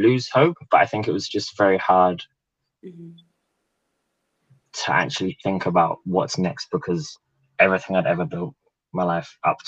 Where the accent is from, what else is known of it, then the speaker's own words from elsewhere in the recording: England, United Kingdom; born there; also born or lived in New Zealand / Italy; I was born in England, but spent a lot of my life living in New Zealand and a bit in Italy, actually, for university. Been back in London six years, something like that.